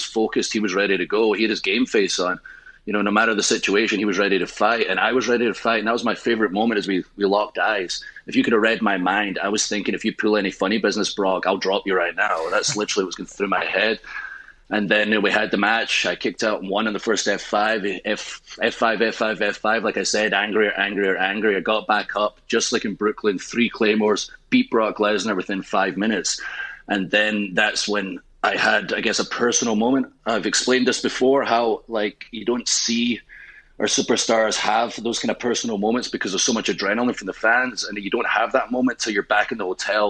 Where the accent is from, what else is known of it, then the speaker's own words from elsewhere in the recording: Scotland, United Kingdom; I am Scottish